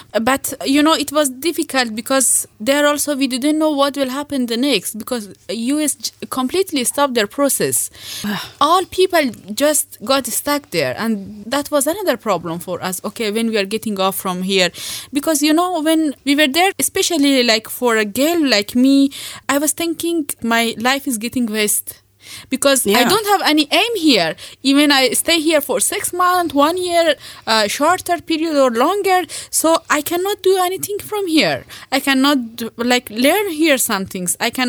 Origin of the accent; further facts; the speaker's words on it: India; When I came from India, I said, okay, you do your master, I will work and support you when you come back.